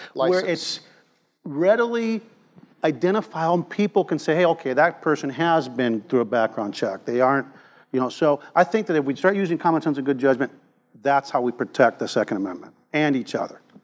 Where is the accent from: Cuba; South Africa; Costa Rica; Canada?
Cuba; now in Texas, United States; I was born in Cuba